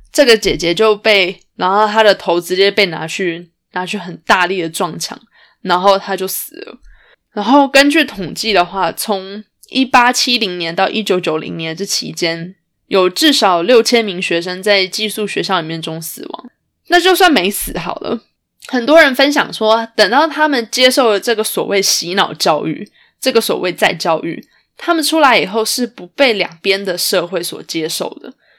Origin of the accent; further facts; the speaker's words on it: Canada; 同样都身为加拿大人